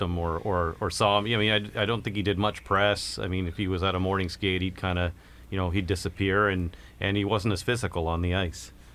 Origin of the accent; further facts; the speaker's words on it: Kingston, Ontario, Canada; we're both from Kingston